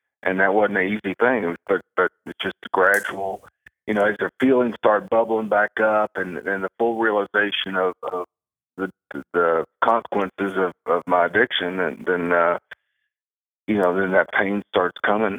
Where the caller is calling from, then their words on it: Henderson, Kentucky, United States; Henderson, Kentucky.